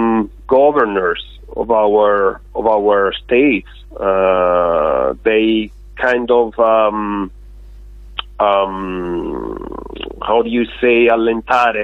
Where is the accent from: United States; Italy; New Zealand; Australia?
Italy; Tuscany; I'm from Italy, but I'm from a state that you know very well